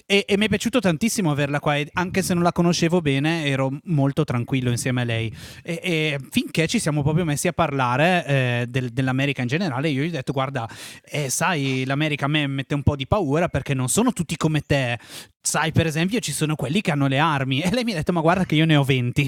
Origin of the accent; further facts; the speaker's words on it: Breno, Lombardy, Italy; siamo nati nello stesso paese